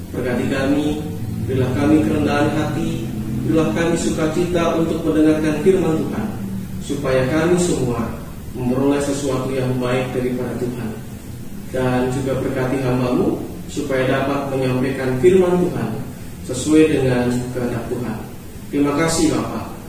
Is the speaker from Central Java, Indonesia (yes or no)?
yes; Jepara, Central Java, Indonesia; Eh, kebetulan di kampung di mana saya tinggal eh, di Jepara, saudara dan saudari sekalian, ya saya berasal dari Jepara.